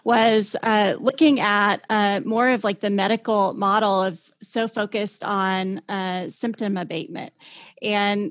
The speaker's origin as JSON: {"language": "English", "town": "Joplin", "region": "Missouri", "country": "United States", "also_born_or_lived": "California", "moved": "yes", "lives_now": "Tulsa, United States", "said": "my dream was always to move back home. I'm from Joplin, Missouri."}